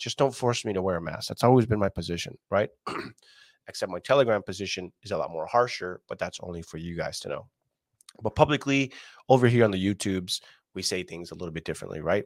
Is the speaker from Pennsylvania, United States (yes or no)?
no; California, United States; as a Californian